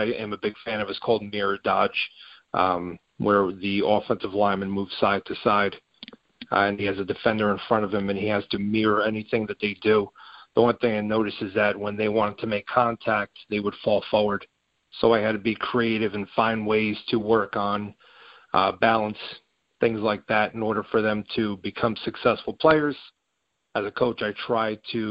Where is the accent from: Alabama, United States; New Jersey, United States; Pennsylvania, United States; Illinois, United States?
New Jersey, United States; I am from New Jersey, from a small town in New Jersey